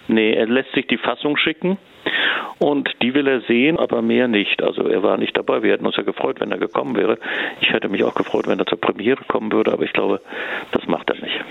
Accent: Hamburg, Germany; also born or lived in Zurich, Switzerland; now in Freiburg, Germany; Also ich komme eigentlich ja ursprünglich aus Hamburg, habe aber auch viele Jahre in der Schweiz und in Zürich gelebt

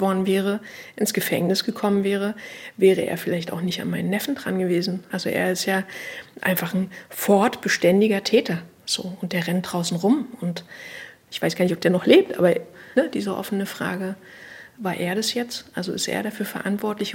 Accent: Berlin, Germany; Ich bin im Osten, also im DDR-Teil sozusagen groß geworden

